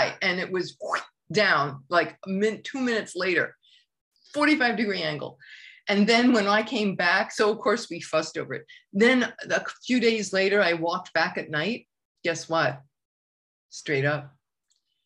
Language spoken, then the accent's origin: English; New York City, New York, United States; I grew up in New York, we knew all about the Holocaust, you know, New York City is the world's largest Jewish community